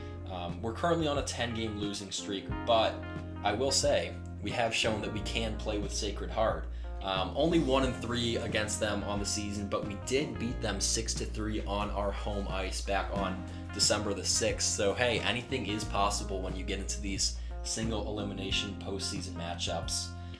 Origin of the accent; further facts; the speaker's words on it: Rochester, New York, United States; I'm obviously from Rochester